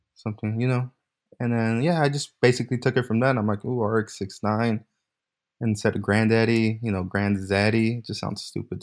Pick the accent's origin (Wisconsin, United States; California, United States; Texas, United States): California, United States; Bay Area; born and raised in California, Bay Area